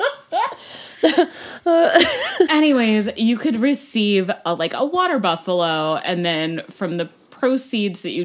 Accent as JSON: {"language": "English", "town": "Lansing", "region": "Kansas", "country": "United States", "tie": "born or raised there", "also_born_or_lived": "Overland Park, Kansas", "said": "I grew up in Lansing, Kansas"}